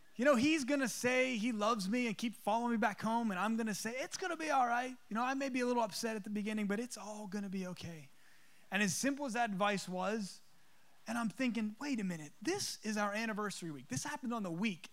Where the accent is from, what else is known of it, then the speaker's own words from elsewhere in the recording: East Coast, United States; moved away; I'm from the East Coast. We call them subs.